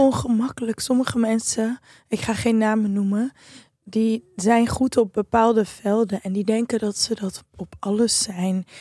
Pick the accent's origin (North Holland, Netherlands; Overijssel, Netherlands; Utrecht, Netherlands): North Holland, Netherlands; Amsterdam; Als Amsterdammer